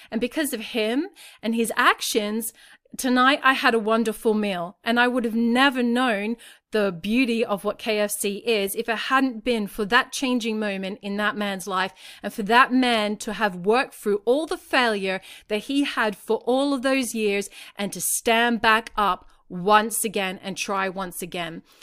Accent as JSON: {"language": "English", "country": "Australia", "said": "I'm not American, I'm Australian"}